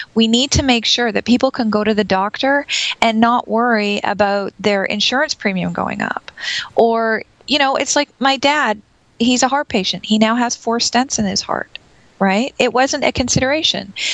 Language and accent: English; Canada; I'm Canadian